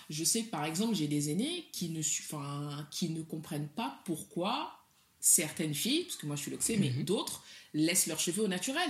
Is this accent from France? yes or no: no; Mali; first language Soninke; French is a second language; je suis du Mali